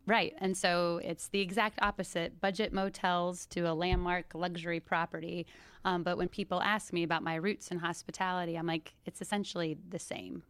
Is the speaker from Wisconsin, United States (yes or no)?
no; Bellevue, Washington, United States; now in Palm Beach, United States; originally I grew up in Bellevue, Washington, right outside of Seattle.